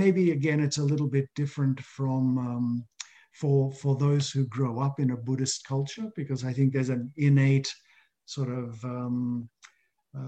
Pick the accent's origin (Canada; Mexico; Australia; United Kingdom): Australia; ordinary person growing up in Australia